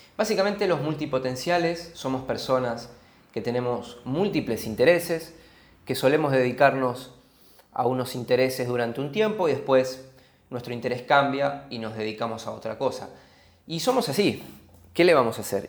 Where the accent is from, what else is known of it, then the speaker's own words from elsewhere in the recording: Argentina; viniendo de un país como Argentina